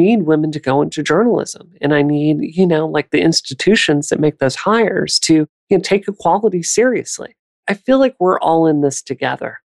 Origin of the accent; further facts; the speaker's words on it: Mississippi, United States; I grew up in the South. Right. Mississippi specifically